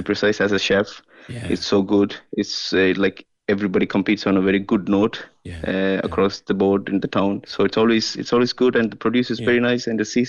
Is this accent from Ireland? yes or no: yes; Kinsale, County Cork, Ireland; And since we're from Kinsale, and I would like to give a recipe for a fish dish.